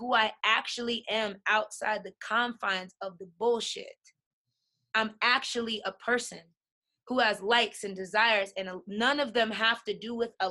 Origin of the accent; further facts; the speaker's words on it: New York, United States; moved away; also born or lived in Colorado; I'm from New York. In New York, I come from Hollis, Queens